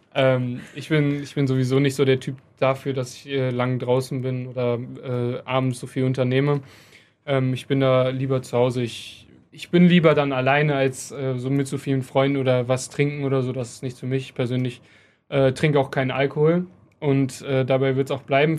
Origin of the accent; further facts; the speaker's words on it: Krefeld, North Rhine-Westphalia, Germany; ich bin in meiner Heimat, ich bin hier geboren, ich habe meine Familie hier